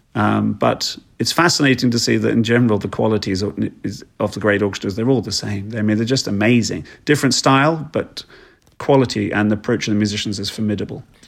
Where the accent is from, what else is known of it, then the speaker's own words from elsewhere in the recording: East Sussex, South East England, United Kingdom; I was raised down in East Sussex in England